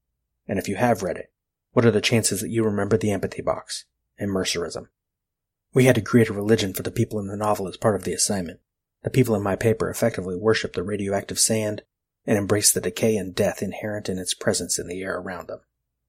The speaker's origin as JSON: {"language": "English", "town": "Los Angeles", "region": "California", "country": "United States", "tie": "born or raised there", "also_born_or_lived": "Tennessee / Arkansas", "said": "I grew up in Los Angeles, lived here all my life. That isn't 100% true. I escaped once. Lived in Tennessee for a month, Arkansas for three, and regretted it. Wanted to return."}